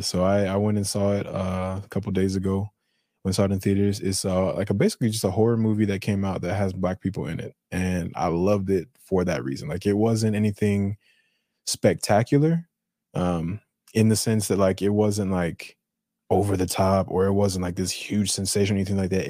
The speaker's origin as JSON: {"language": "English", "region": "Colorado", "country": "United States", "said": "my Colorado talking"}